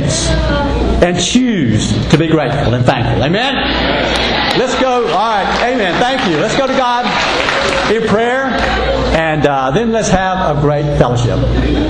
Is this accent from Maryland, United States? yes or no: no; North Carolina, United States; now in Texas, United States; my home state of North Carolina